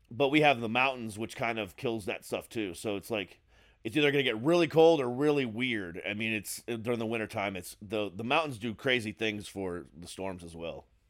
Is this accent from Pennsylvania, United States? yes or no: no; Florida, United States; moved away as an adult; also born or lived in Ohio; now in Maryland, United States; I moved to Florida when I was eight.